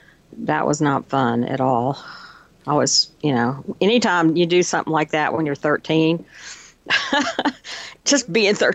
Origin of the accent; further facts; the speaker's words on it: Plano, Texas, United States; Plano, north of Dallas.